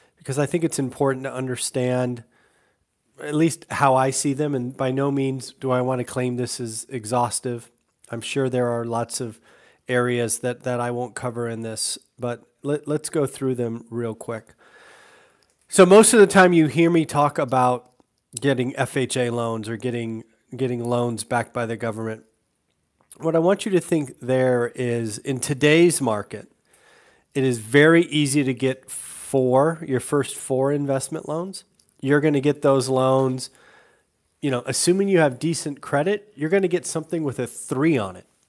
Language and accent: English; California, United States; moved away; I'm from California